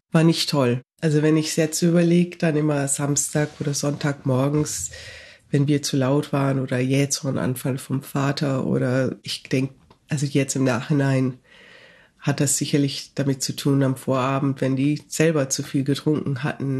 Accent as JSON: {"language": "German", "town": "Nuremberg", "region": "Bavaria", "country": "Germany", "tie": "born or raised there", "also_born_or_lived": "Canada", "moved": "as an adult", "lives_now": "Toronto, Canada", "said": "ich bin in Nürnberg aufgewachsen"}